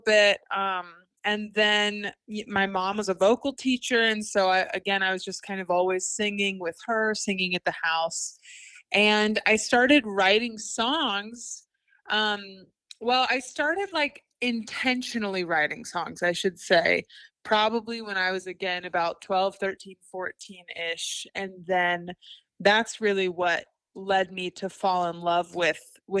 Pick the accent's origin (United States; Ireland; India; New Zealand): United States; Chillicothe, Ohio; moved away as an adult; now in Winston-Salem, United States; I'm originally from Chillicothe, Ohio, which is, fun fact for you trivia people out there, the first capital of Ohio